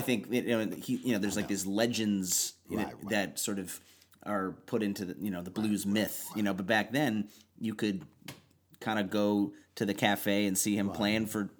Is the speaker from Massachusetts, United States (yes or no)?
no; Chicago, Illinois, United States; I'm from Chicago.